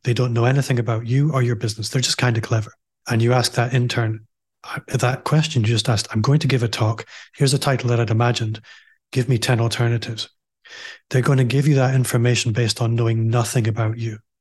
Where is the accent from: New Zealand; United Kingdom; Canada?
United Kingdom; Aberdeen, Scotland; moved away as an adult; now in Glasgow, United Kingdom; I'm also from Aberdeen, as you might be able to tell if you're listening